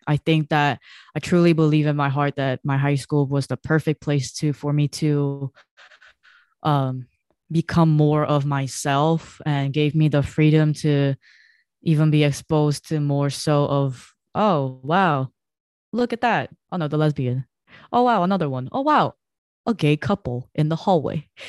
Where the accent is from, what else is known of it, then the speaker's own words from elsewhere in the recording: South Korea; now in United States; I was growing up in Korea